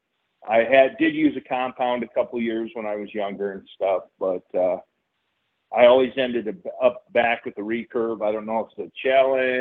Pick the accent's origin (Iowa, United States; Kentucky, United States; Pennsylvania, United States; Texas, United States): Iowa, United States; Solon; moved away as an adult; I grew up in Iowa. Basically in Solon, Iowa